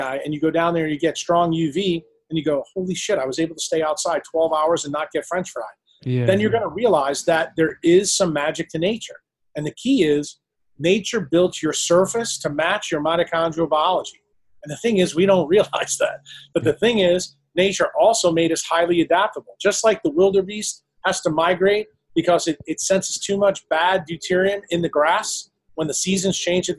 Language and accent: English; Ireland; as two Irish guys, you know, I have freckles.